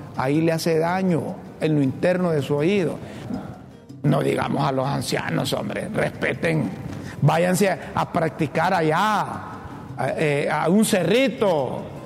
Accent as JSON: {"language": "Spanish", "country": "Honduras", "said": "Yo soy hondureño"}